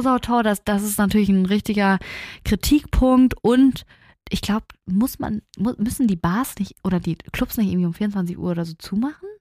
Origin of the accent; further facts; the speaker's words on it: Hamburg, Germany; bei uns in Hamburg